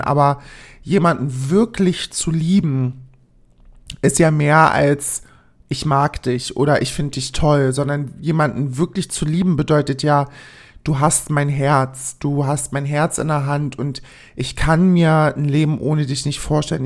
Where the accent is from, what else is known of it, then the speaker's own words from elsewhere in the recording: East Germany, Germany; ich komme aus dem Osten